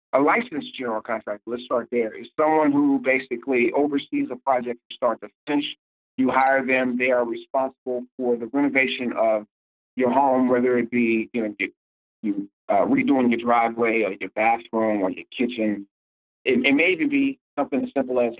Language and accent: English; Oakland, California, United States; I'm from Oakland, California